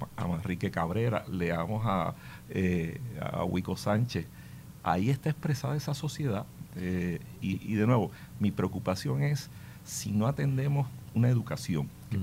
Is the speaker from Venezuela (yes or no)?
no; Puerto Rico; como puertorriqueños y puertorriqueñas